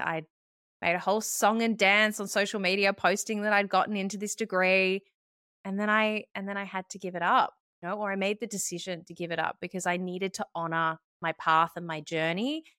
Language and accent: English; Melbourne, Victoria, Australia; moved away as an adult; also born or lived in Sydney; I moved back to Melbourne, which was my hometown